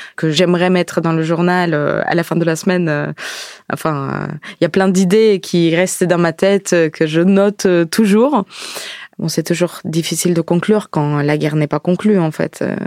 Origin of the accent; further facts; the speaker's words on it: Ukraine; French is a second language; also born or lived in France; now in Paris, France; je suis née en Ukraine, maintenant je vis en France